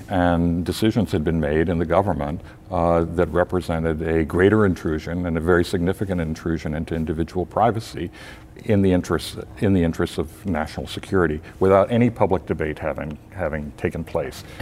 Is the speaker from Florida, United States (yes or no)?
yes; Tampa, Florida, United States; I grew up in Tampa, Florida.